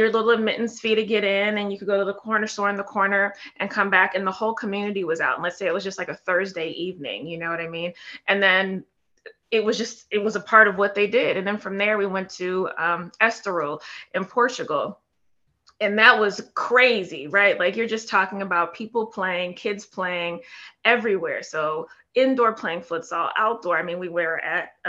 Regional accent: San Francisco, California, United States; moved away; I'm in from San Francisco, right? So back in when I grew up, it was a small little city and working class people

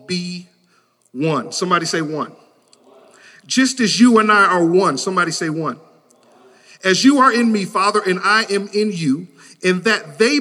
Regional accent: Detroit, Michigan, United States; I grew up in Detroit, Michigan

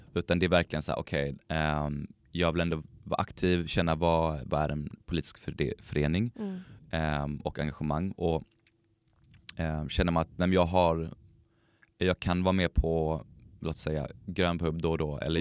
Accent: Skåne, Sweden; now in Umeå, Sweden; Jag är uppväxt i Skåne

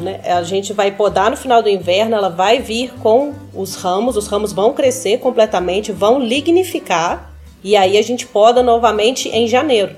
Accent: Minas Gerais, Brazil; also born or lived in Rio Grande do Sul / California; Eu sou mineira né, eu sou daqui

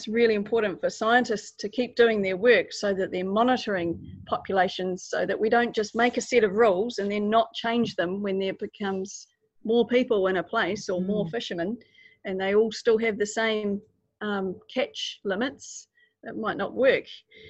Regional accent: Otago, New Zealand; I'm from Otago, and I do lots of exploring around a place called Fiordland.

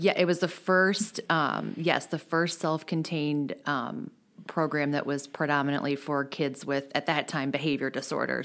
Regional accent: De Pere, Missouri, United States; I grew up in De Pere

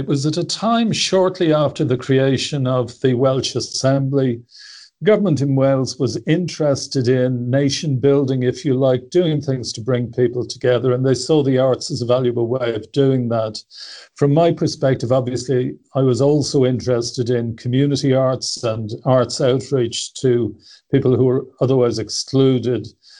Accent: Dublin, Leinster, Ireland; I was born in Dublin. I was born into a fairly ordinary working class home. My dad was a mechanic with the State Transport Company.

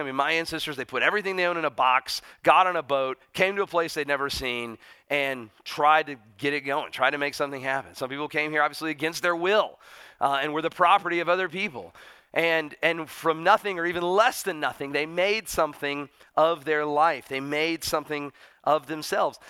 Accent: United States; as an American

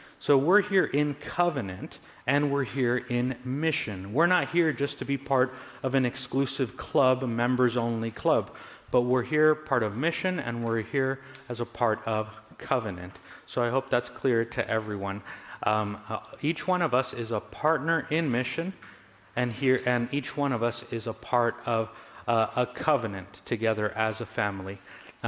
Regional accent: Southern California, United States; also born or lived in New Jersey; I'm originally from Southern California

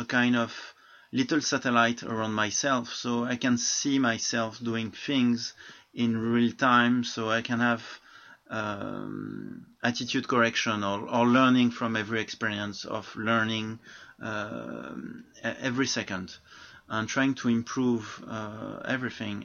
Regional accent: France; I'm from France

